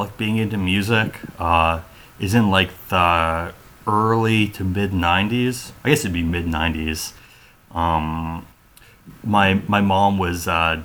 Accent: Lawrence, Kansas, United States; moved away as an adult; also born or lived in Oakland, California / Ann Arbor, Michigan / Sacramento, California; We moved to Lawrence, Kansas. Grew up there.

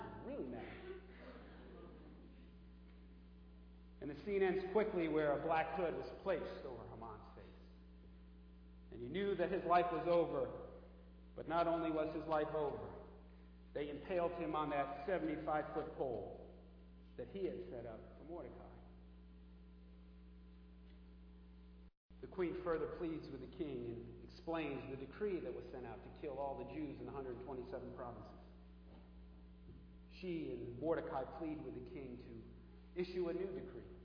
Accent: the New York area, United States; I'm from the New York area

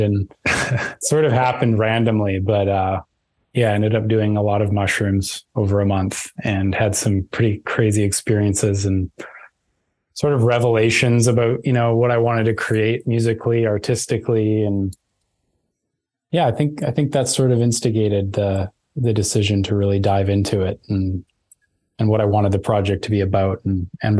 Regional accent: Vancouver, British Columbia, Canada; so I grew up in Vancouver. There's like near the mountains, there's a place called Lynn Canyon, and that's where I grew up.

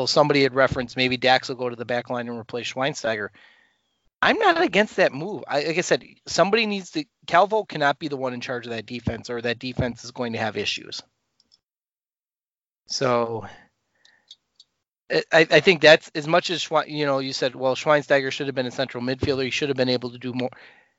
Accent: Chicago, Illinois, United States; we're from Chicago, so that's, Pat and I are Chicagoland area

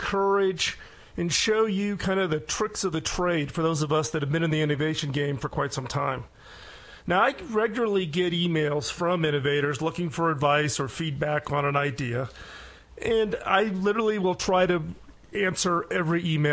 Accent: Chicago, Illinois, United States; also born or lived in East Coast / Silicon Valley; now in Colorado, United States; my wife and I, we grew up in Chicago

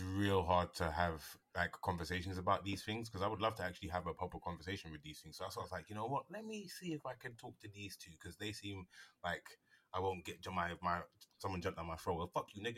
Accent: United Kingdom; I'm British

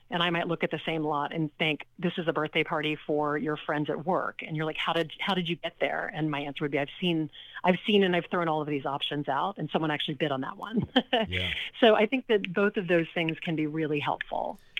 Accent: Lake Charles, Louisiana, United States; now in New York City, United States; I grew up in Lake Charles, Louisiana, not New Orleans

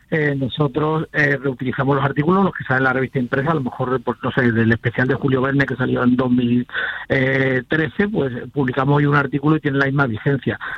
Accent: Seville, Andalusia, Spain; accent: Sevillian; yo soy sevillano

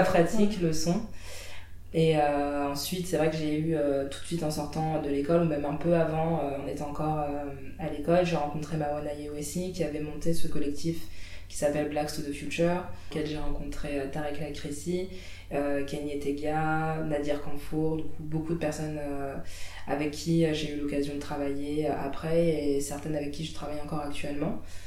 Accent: Île-de-France, France; moved away as an adult; now in Saint-Étienne, France; j'ai grandi en Île-de-France, euh, toute ma vie

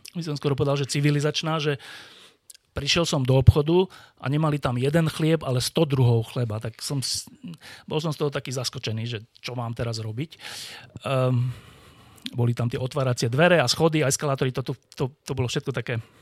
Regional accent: Bratislava, Bratislava Region, Slovakia; Ja som sa narodil na Slovensku, túto v Petržalke v Bratislave

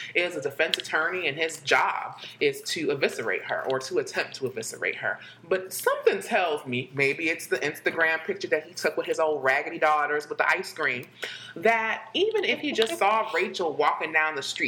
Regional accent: Fort Lauderdale, Florida, United States; I am from Fort Lauderdale, Florida

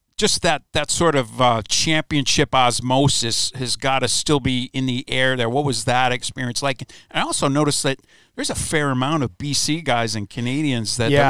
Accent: Midwest, United States; growing up in the Midwest

